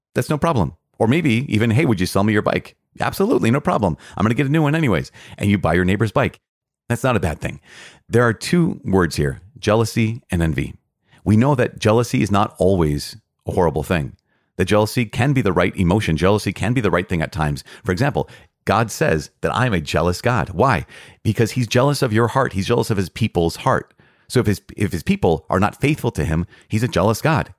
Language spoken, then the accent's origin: English; Midwest, United States; growing up in the Midwest.